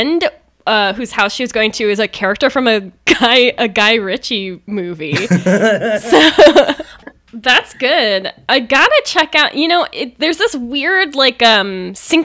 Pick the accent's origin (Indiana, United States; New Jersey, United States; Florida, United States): Florida, United States; moved away; I'm from there